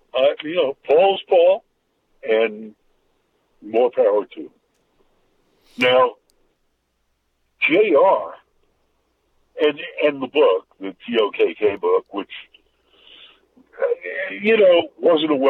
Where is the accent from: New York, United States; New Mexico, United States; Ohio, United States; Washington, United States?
New York, United States; New York City; I went to school in Brooklyn